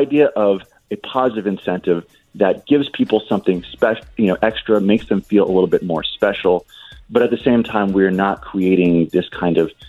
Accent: New Jersey, United States; In New Jersey, my home state

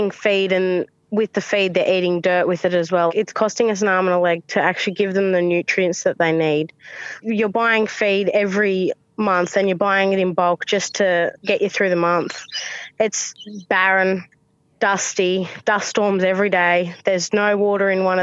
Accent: Uralla, New South Wales, Australia; my hometown, Urala

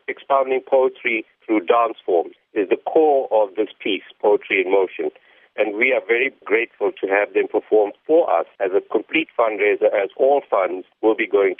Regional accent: South Africa; as Indians, as it pays tribute to our unity as Indian South Africans

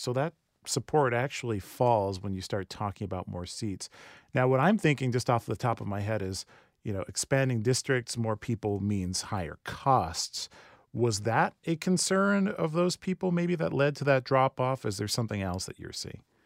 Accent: Rancho Cucamonga, California, United States; For high school me growing up in Rancho Cucamonga, shout out Rancho

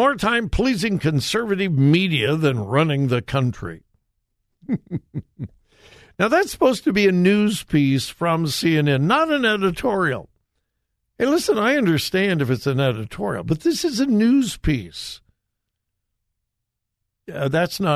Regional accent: Southern California, United States; When I was growing up in Southern California, grew up in a wonderful Bible-believing church.

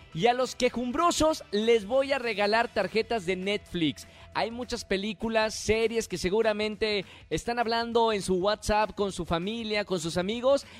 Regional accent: Monterrey, Nuevo León, Mexico

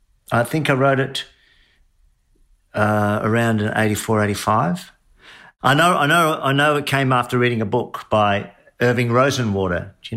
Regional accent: Adelaide, South Australia, Australia; Of course, I was very familiar with Bradman before that, growing up in Adelaide.

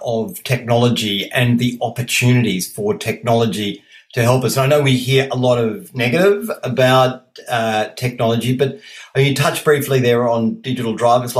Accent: New South Wales, Australia; my home state

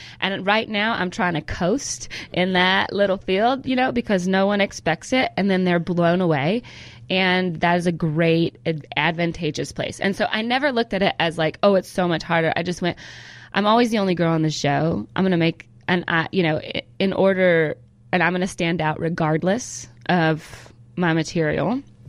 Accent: California, United States; born there

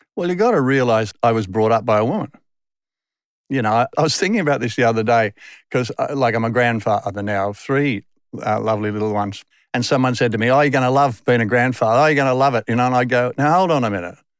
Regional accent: Sydney, New South Wales, Australia; accent: Westie; moved away as an adult; also born or lived in England; I grew up in the Western suburbs of Sydney till I was twenty-five.

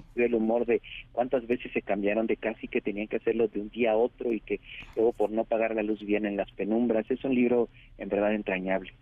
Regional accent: Oaxaca, Mexico; mi pueblo de Oaxaca

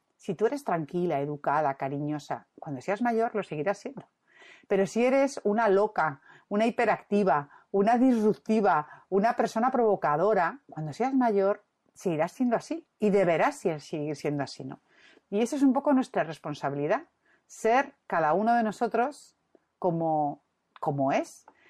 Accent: Madrid, Community of Madrid, Spain; now in Santander, Spain; yo soy madrileña

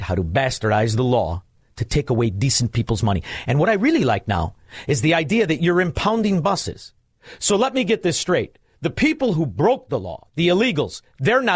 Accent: Chicago, Illinois, United States; I grew up in Chicago

